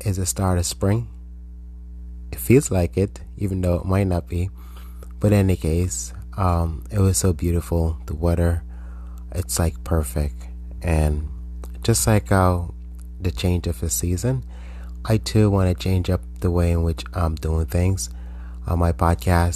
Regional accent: Jamaica; growing up in Jamaica

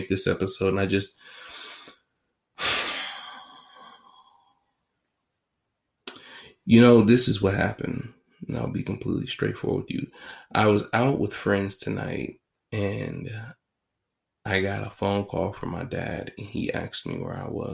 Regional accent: United States; I'm an American

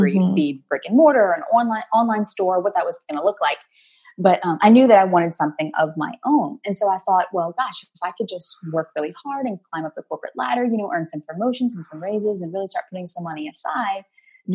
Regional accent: New Orleans, Louisiana, United States; I'm from New Orleans, down here in the hot, sticky South.

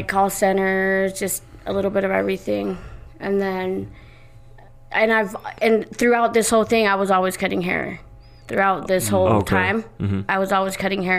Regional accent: Idaho, United States; also born or lived in Mexico City, Mexico / Los Angeles, United States; lived there till I was like 8. And I grew up here, was raised here in Idaho.

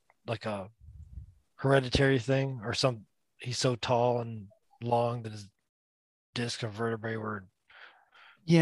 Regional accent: Florida, United States; born or raised there; also born or lived in New York

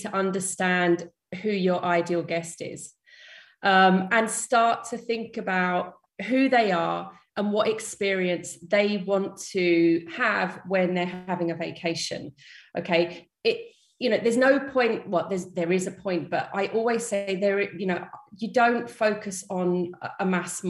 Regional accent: London, United Kingdom; moved away as an adult; now in Malaga, Spain; I'm from London originally, based in Malaga, in the south of Spain

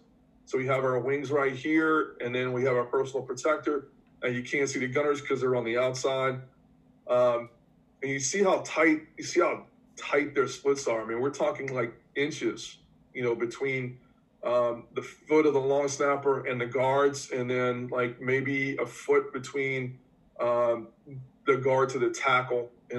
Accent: New Orleans, Louisiana, United States; accent: New Orleans; So I'm from New Orleans, and it's kind of hard to tell because I'm kind of losing my New Orleans accent a little bit.

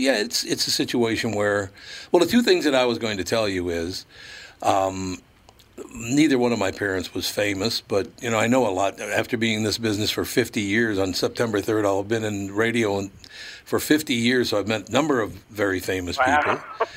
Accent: Minnesota, United States; Obviously, being a Minnesotan, F. Scott Fitzgerald, I mean, who would pass on that, right?

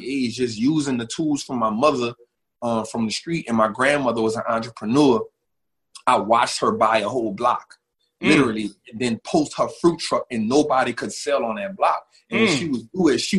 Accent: New Orleans, Louisiana, United States; I'm from New Orleans. Born and raised

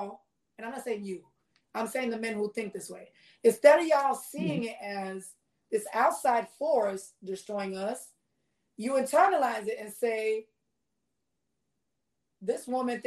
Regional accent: New York City, New York, United States; I grew up in the Bronx

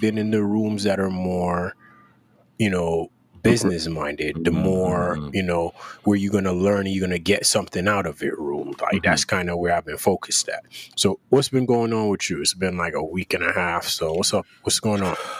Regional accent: Jamaica; growing up in Jamaica

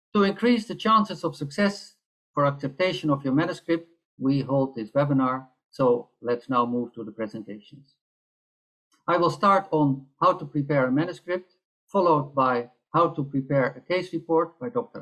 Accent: Netherlands; I'm from the Netherlands

